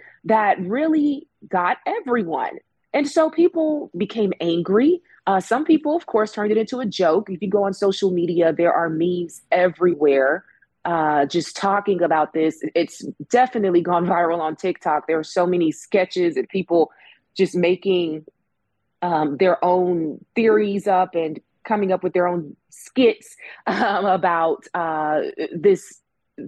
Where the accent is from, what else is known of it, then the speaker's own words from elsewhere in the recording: Birmingham, Alabama, United States; I'm from Birmingham, so I get a different perspective on a lot of stories that happen here